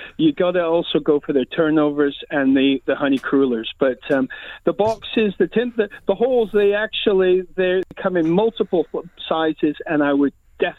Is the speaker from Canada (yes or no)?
yes; Canada; moved away as an adult; also born or lived in London / Edinburgh; now in Scotland, United Kingdom; I'm a Canadian but live in Scotland